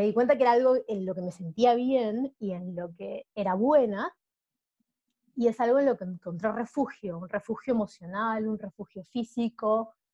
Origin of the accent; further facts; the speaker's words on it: Peru; accent: between Peruvian and Argentine; moved away as an adult; now in Buenos Aires, Argentina; Yo soy de Perú, viví 18 eh, años en Perú y luego me mudé a Buenos Aires, por eso creo que sigo teniendo este acento un poco raro entre peruano